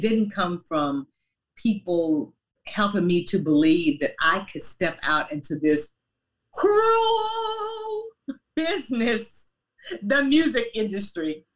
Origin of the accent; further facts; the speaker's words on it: Louisiana, United States; moved away; also born or lived in Paducah, Kentucky; We lived in Louisiana. That's where I basically grew up